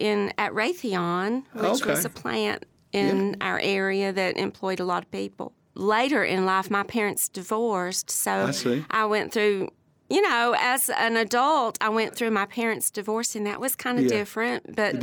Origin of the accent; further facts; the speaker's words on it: Bristol, Tennessee, United States; Okay, I grew up in Bristol, Tennessee, that area.